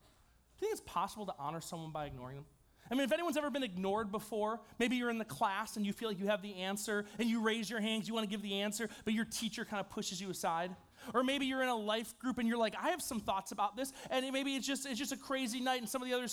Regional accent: New York, United States; I'm from New York.

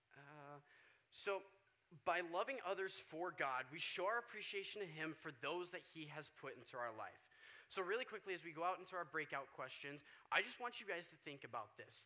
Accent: Wichita, Kansas, United States; now in Oregon, United States; where I'm from, I'm from Wichita, Kansas, for those of you that don't know. I moved out here about two years ago

